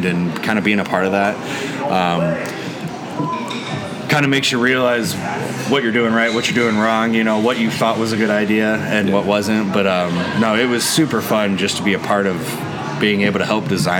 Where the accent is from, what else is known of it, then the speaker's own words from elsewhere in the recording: Bloomington, Illinois, United States; I'm born and raised in Bloomington, Normal